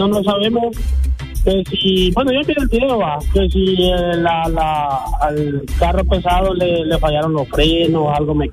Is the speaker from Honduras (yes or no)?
yes; Honduras; yo como hondureño